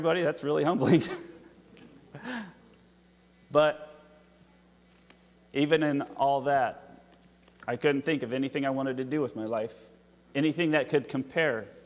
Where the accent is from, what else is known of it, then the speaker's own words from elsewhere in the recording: Utah, United States; moved away; That's where I'm from, in Utah.